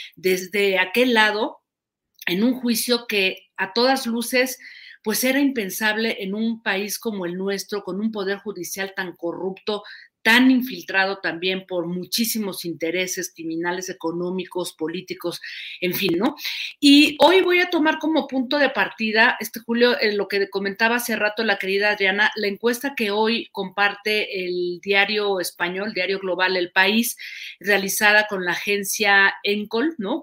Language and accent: Spanish; Mexico; somos los mexicanos